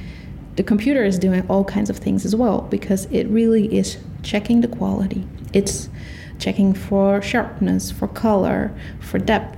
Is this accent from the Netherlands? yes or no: yes; Netherlands; And I'm from the Netherlands.